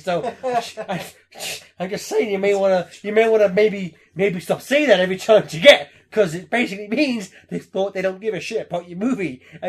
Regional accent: England, United Kingdom; I'm English. We don't cheer at movies.

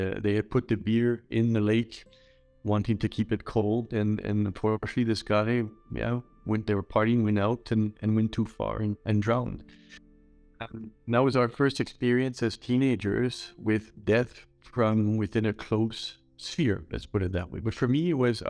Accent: Montreal, Quebec, Canada; moved away as an adult; also born or lived in India; now in Düsseldorf, Germany; I'm originally from Montreal, Canada

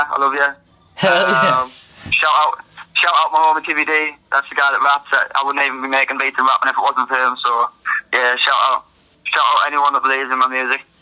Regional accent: near Newcastle, North East England, United Kingdom; from up north. Uh, I don't know if you've heard of Newcastle.

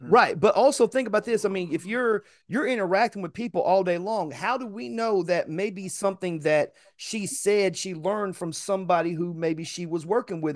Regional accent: Chattanooga, Tennessee, United States; where I come from, it doesn't matter whether you was born in Tyner, Brainerd, Harrison, Nixon, uh, I'm sorry, Hickson, uh, East Ridge, East Lake, you, you, you from Chattanooga

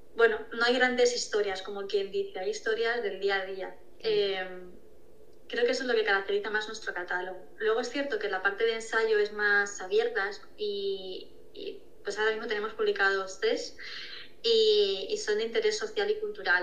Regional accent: Toledo, Castilla-La Mancha, Spain; yo soy de Toledo

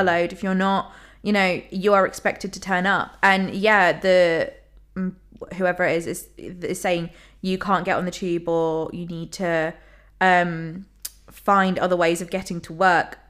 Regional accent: London, United Kingdom; I'm from London

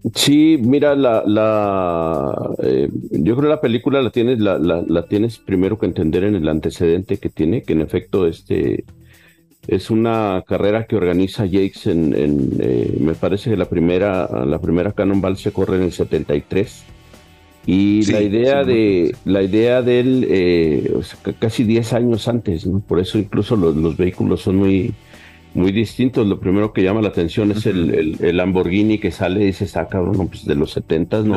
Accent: Chihuahua, Mexico; yo soy de aquí de Chihuahua

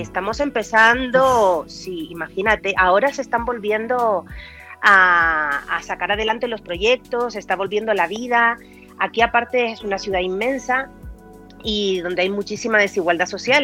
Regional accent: Teror, Canary Islands, Spain; moved away as an adult; also born or lived in Las Palmas / Maspalomas / Madrid; now in Bogotá, Colombia; yo soy mm, canariona. Eh, nací mm, en Las Palmas, pero bueno, eh, durante toda mi infancia y parte de mi adolescencia la pasé en Teror

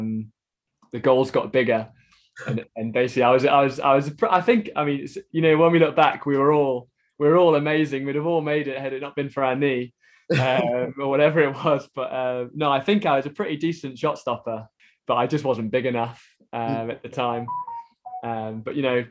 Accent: Stone, West Midlands, United Kingdom; I grew up paddling on the River Trent in Stone

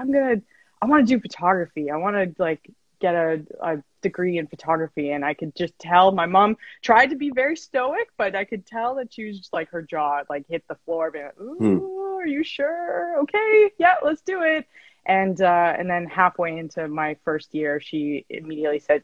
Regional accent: Edmonton, Alberta, Canada; moved away as an adult; also born or lived in Calgary; now in Vancouver, Canada; I'm also from Edmonton. Alex and I are both from Edmonton. Yeah, Alberta

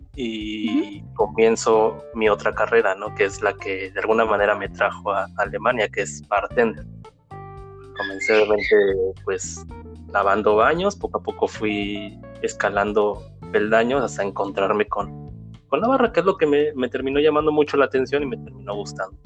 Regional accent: Valle de Chalco, State of Mexico, Mexico; moved away as an adult; also born or lived in Nezahualcóyotl / Texcoco / Oaxaca; now in Germany; nací en esa, pues pasaba más tiempo en Valle de Chalco y así hasta la prepa

